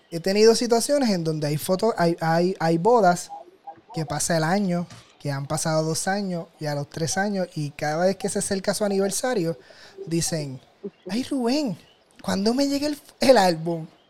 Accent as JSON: {"language": "Spanish", "town": "Toa Alta", "country": "Puerto Rico", "said": "yo soy del área de Toa Alta"}